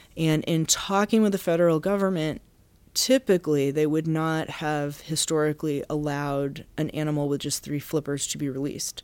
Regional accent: Massachusetts, United States; now in Baltimore, United States; I'm from Massachusetts

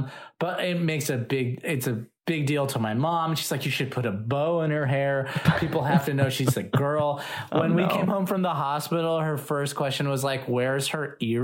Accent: Los Angeles, California, United States; I grew up here in Los Angeles

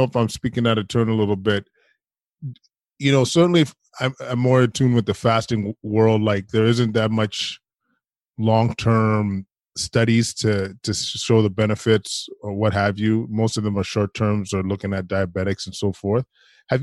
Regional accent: Alberta, Canada; moved away; I'm from Alberta originally.

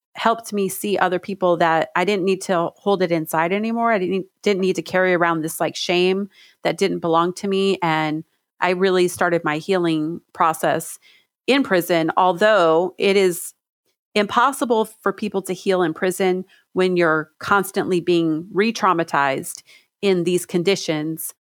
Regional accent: Stockton, California, United States; now in Washington, United States; I grew up in Stockton, California in the, in the projects

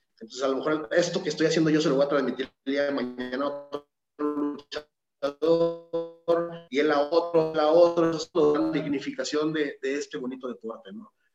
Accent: Torreón, Coahuila, Mexico; yo soy originario de Torreón, Coahuila

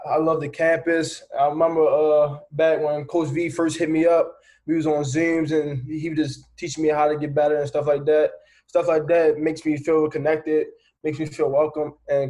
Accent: Baltimore, Maryland, United States; So I'm from Baltimore City. You know, inner city kid, rough neighborhood.

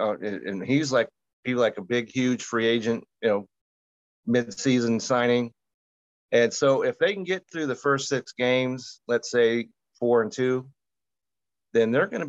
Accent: Utah, United States; I'm from Utah

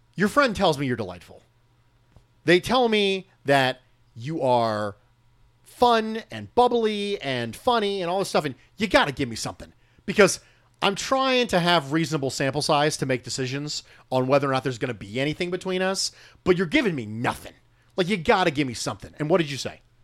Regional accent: United States; I am born and raised as an American

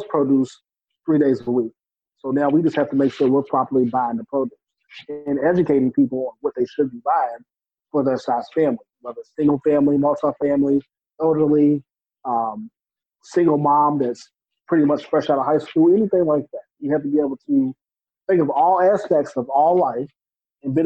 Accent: New Bern, North Carolina, United States; I'm from New Bern, which is a small, it's known as an agricultural community before

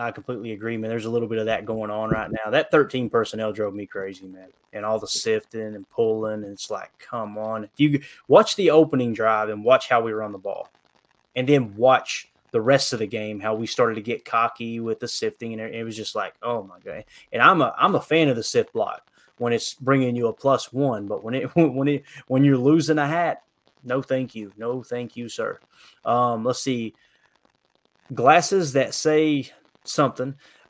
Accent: United States; accent: redneck; Sometimes you'll hear my redneck accent

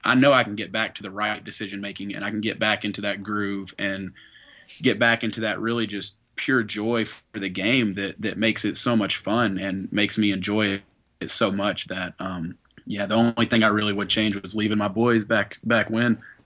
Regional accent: Knoxville, Tennessee, United States; we're from Knoxville, Tennessee

